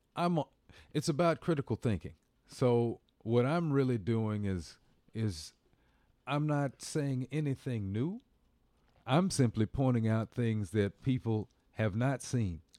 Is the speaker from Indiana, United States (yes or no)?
yes; Bloomington, Indiana, United States; moved away; also born or lived in Washington, D.C.; I'm from Indiana